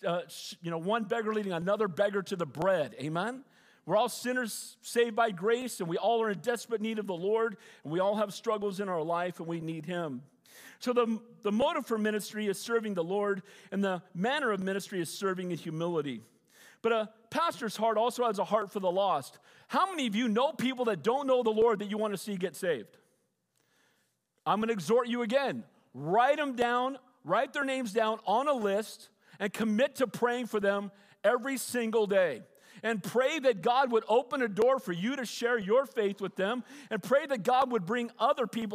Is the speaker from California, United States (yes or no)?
yes; Santa Cruz, California, United States; I grew up in Santa Cruz